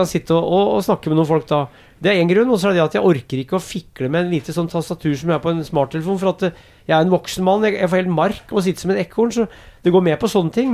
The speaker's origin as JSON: {"language": "Norwegian", "town": "Brumunddal", "region": "Innlandet", "country": "Norway", "tie": "born or raised there", "accent": "East Norwegian", "first_language": "Norwegian", "moved": "yes", "lives_now": "Oslo, Norway", "said": "jeg vokste opp i Brumunddal i et hus"}